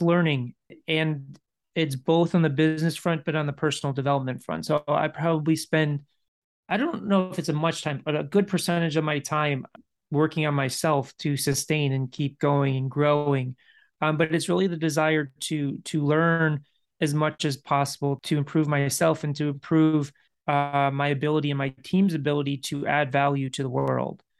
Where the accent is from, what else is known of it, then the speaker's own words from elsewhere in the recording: Chicago, Illinois, United States; moved away; I grew up in Chicago. I left Chicago